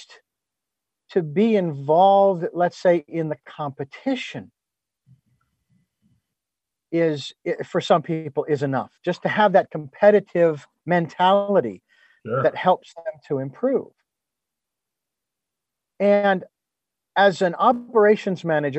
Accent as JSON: {"language": "English", "country": "United States", "said": "I'm an American and I live in America"}